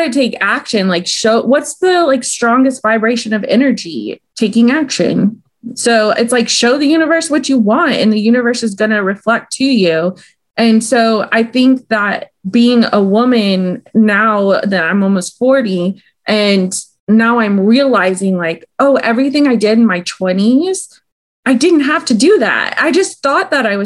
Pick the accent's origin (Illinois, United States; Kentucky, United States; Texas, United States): Texas, United States; Austin; I'm from Austin, Texas. And I don't know if it's because I grew up in the South